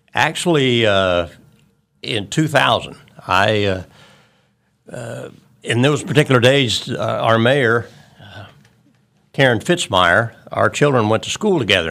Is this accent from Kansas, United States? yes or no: yes; Wichita, Kansas, United States; I am a, a Wichita native